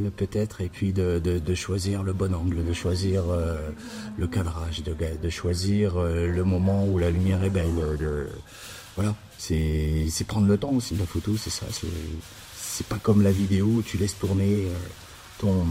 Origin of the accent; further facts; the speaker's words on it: Châlons-en-Champagne, Grand Est, France; also born or lived in Arles / Quebec City; revenir dans ma ville natale qui, où je suis né, à Chalon